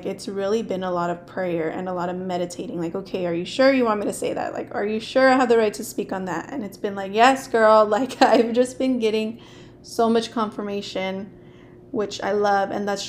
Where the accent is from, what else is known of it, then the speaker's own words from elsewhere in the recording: Lindsay, California, United States; I grew up in Lindsay. So there's like a lot of kids whose first language was Spanish.